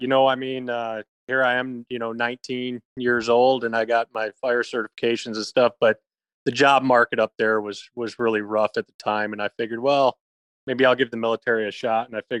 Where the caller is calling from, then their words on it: Texas, United States; I'm good. I'm down in Texas.